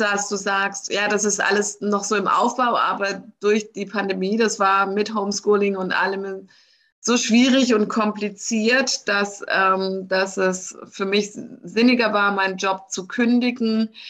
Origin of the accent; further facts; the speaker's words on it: Germany; mich als Deutsche